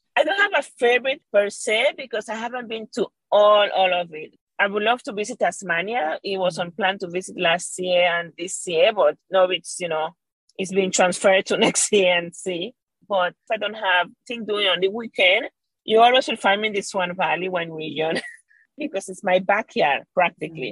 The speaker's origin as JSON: {"language": "English", "country": "Venezuela", "tie": "born or raised there", "moved": "as an adult", "lives_now": "Perth, Australia", "said": "I was raised and born in Venezuela"}